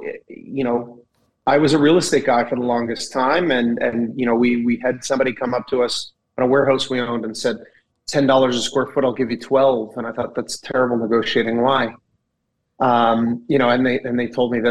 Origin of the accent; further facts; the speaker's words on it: Kelowna, British Columbia, Canada; growing up in Kelowna